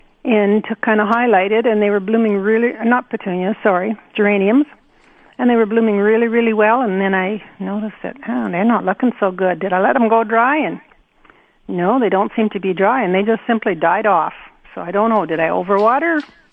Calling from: Austin, Texas, United States

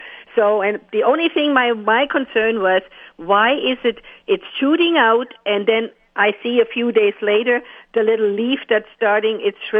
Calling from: Ste. Anne, Manitoba, Canada; I'm phoning from St. Anne

